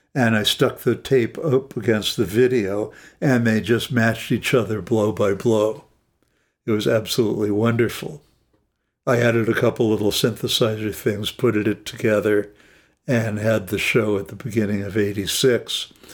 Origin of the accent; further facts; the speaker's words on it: Los Angeles, California, United States; I grew up in Los Angeles.